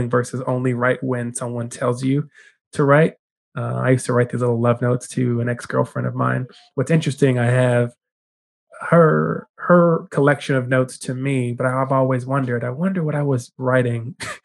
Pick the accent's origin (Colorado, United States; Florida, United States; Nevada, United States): Colorado, United States; Denver; moved away as an adult; now in California, United States; So I'm originally from Denver, Colorado, born and raised Denver native.